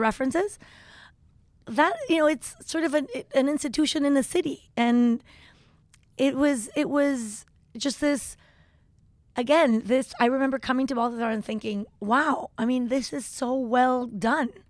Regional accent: Tepoztlán, Morelos, Mexico; also born or lived in Chihuahua / Mexico City; I grew up in Tepoztlan

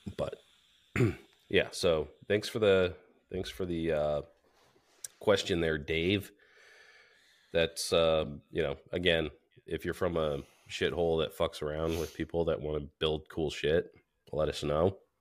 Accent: New Hampshire, United States; we're from New Hampshire

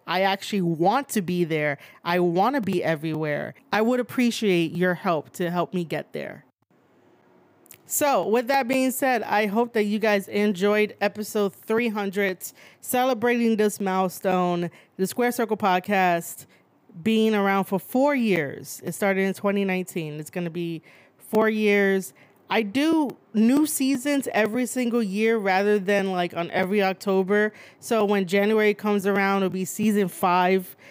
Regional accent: New York City, New York, United States; also born or lived in Bronx, New York; I was born and raised in Manhattan, and now I stay in the Bronx.

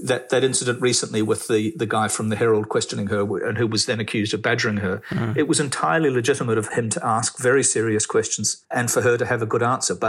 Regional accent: New Zealand; moved away as an adult; also born or lived in United Kingdom; I grew up in New Zealand

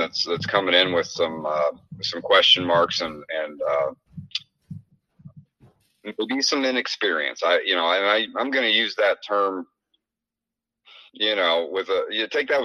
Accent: Southeast Iowa, United States; we're from Southeast Iowa

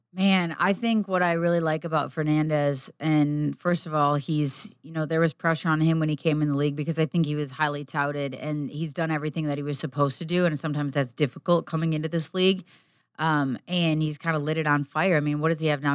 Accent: Midwest, United States; growing up in the Midwest

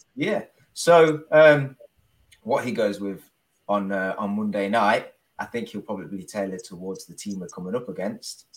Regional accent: Leicester, East Midlands, United Kingdom; I'm from Leicester

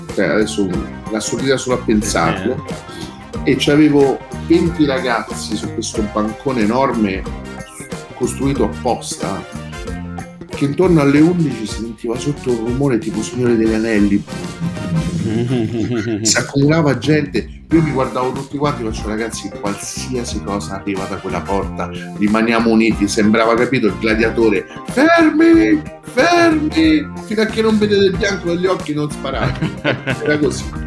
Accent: Rome, Lazio, Italy; also born or lived in Midleton, Cork, Ireland; Io vengo da San Giovanni, insomma, uno di San Giovanni di Roma, un quartiere in cui ci stava un cortile

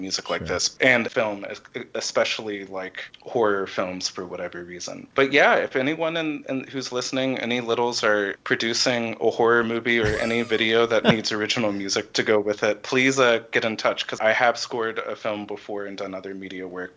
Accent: Ridgefield, Connecticut, United States; moved away as an adult; also born or lived in Houston, Texas / Dallas, Texas; now in Michigan, United States; I was born in Houston, Texas, and we moved to Dallas when I was three years old, and then when I was eight or nine, we moved to Connecticut.

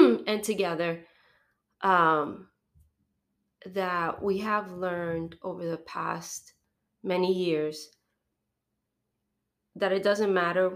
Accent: New Jersey, United States; moved away as an adult; also born or lived in Venezuela / Texas / Long Island / Ohio; Jersey, where I'm from

